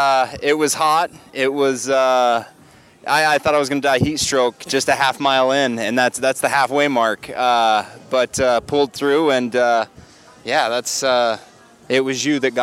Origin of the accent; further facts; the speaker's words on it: Salt Lake City, Utah, United States; We're from Salt Lake City.